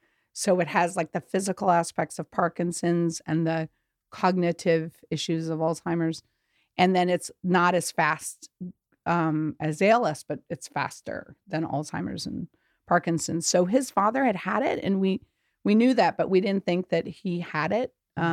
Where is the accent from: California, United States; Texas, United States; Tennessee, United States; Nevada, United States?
Tennessee, United States; Memphis; born there; And my mother's from Memphis. So okay. I was born in Memphis.